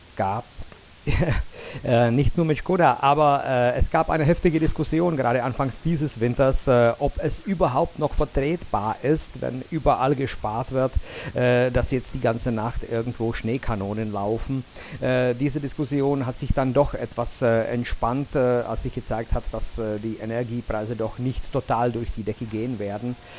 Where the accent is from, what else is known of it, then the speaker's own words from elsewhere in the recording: Jablonec nad Nisou, Liberec Region, Czechia; in meiner Geburtsstadt Jablonetz